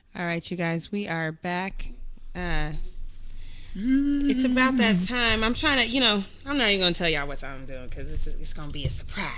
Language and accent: English; Denver, Colorado, United States; growing up in Denver